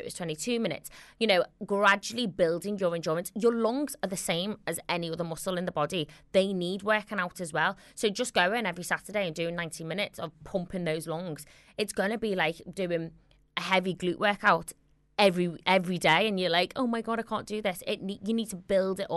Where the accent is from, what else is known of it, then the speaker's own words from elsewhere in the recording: Liverpool, North West England, United Kingdom; accent: Scouse; my Scouse accent